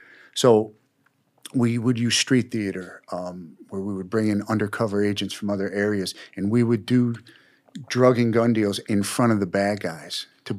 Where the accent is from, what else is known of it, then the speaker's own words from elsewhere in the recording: New York, United States; you know, I was from New York, and I would take these guns, and you could buy a gun in Georgia for $100. You could sell it on the streets of Brooklyn for $1,500